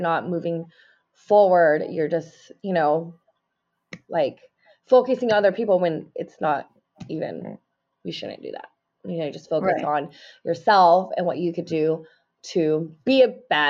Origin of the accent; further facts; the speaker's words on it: Mexico; I'm from Mexico, you know, and like, there's so many people